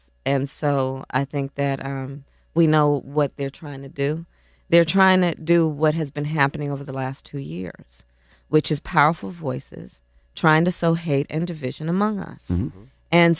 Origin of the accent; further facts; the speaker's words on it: Oakland, California, United States; also born or lived in Montreal, Canada; So I was born in Oakland.